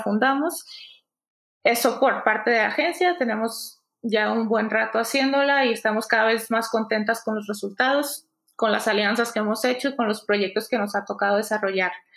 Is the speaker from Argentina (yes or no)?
no; Culiacán, Sinaloa, Mexico; moved away as an adult; now in Mexico City, Mexico; Somos de Culiacán las dos, de Sinaloa.